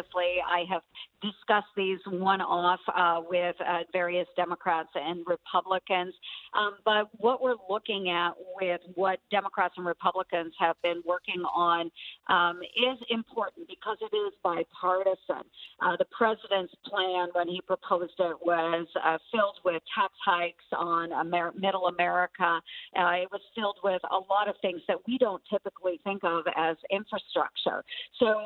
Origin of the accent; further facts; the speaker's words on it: Southwest rural Iowa, United States; the people I grew up with in Southwest rural Iowa